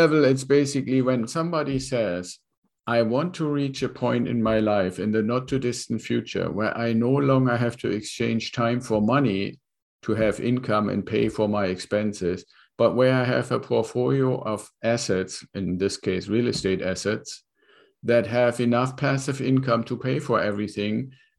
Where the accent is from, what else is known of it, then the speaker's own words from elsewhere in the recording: Germany; moved away as an adult; now in California, United States; So I came here from Germany as part of an exchange program with the Air Force.